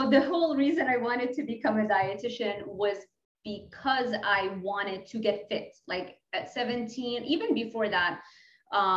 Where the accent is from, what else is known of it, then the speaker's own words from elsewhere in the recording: Lebanon; English is a second language; moved away; I'm from Lebanon. So when I mess up my English, just understand I'm international